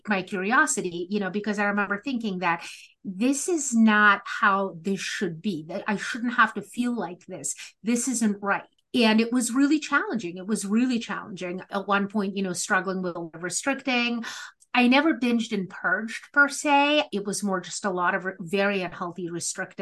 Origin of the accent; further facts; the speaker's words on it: Moscow, Russia; moved away; I grew up in the former Soviet Union. I'm a first generation religious and political refugee. And growing up in Moscow in the 80s